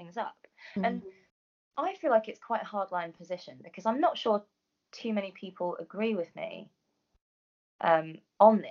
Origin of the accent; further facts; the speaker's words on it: London, United Kingdom; a brown girl growing up in North London